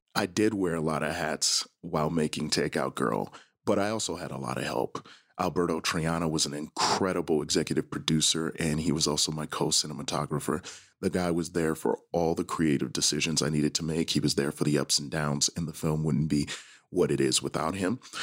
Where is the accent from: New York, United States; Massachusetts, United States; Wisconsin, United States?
Wisconsin, United States; Milwaukee; I grew up in Milwaukee, Wisconsin, in the zip code five three two oh six.